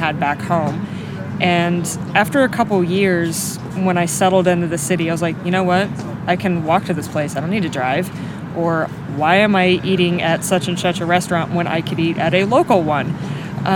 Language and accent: English; rural Iowa, United States; moved away as an adult; also born or lived in Indiana; now in Indianapolis, United States; I grew up in rural Iowa. My hometown is 900 people.